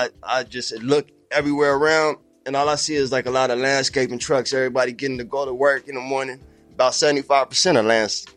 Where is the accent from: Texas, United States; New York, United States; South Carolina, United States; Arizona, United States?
Arizona, United States; Surprise; also born or lived in Maryvale; I grew up my whole life in Arizona. I'm from a small town out here called Surprise.